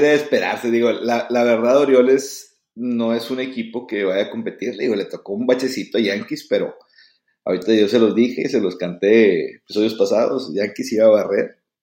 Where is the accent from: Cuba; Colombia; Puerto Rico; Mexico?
Mexico; uno como mexicano